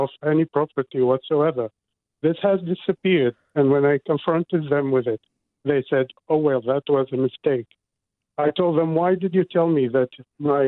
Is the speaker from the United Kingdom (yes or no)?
no; Iraq; now in Auckland, New Zealand; I didn't come all the way to New Zealand to be told the same sacrifice rhetoric I grew up with in Iraq